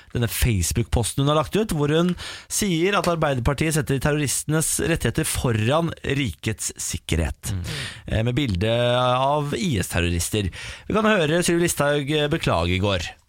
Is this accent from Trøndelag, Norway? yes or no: no; Moss, Østfold, Norway; Der jeg er fra, Moss